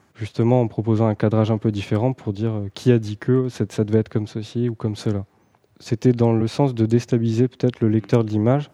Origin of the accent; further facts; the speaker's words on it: Pas-de-Calais, Hauts-de-France, France; moved away as an adult; now in Paris region, France; je suis pas de la région en fait. Je viens, du Pas-de-Calais.